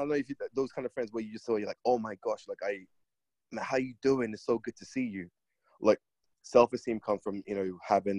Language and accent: English; London, United Kingdom; I grew up in London